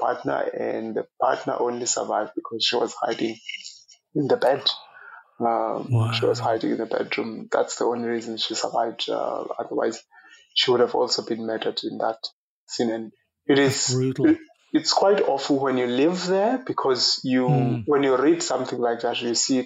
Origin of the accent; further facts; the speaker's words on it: Eastern Cape, South Africa; moved away as an adult; now in Ireland; I was born in the Eastern Cape of South Africa and grew up in the rural part of the country